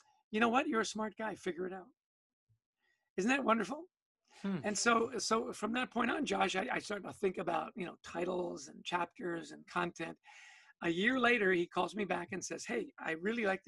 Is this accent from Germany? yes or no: no; Canada; now in United States; I was born and raised in Canada